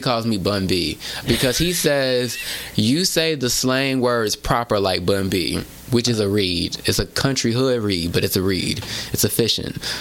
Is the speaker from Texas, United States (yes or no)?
yes; Houston, Texas, United States; growing up in Houston, it was mostly, at least for me, black Latino